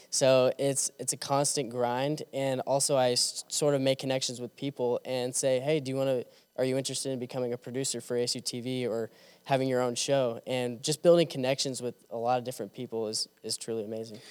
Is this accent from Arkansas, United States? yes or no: no; Kansas City, Missouri, United States; moved away as an adult; now in Jonesboro, United States; I'm from Kansas City, Missouri